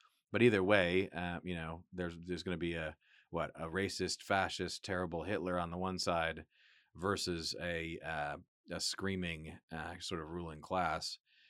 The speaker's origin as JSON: {"language": "English", "town": "Johnson City", "region": "New York", "country": "United States", "tie": "born there", "also_born_or_lived": "Buffalo / Harrisburg, Pennsylvania / Northern Virginia / Michigan", "lives_now": "Texas, United States", "said": "I was born in Western New York, Johnson City, Binghamton."}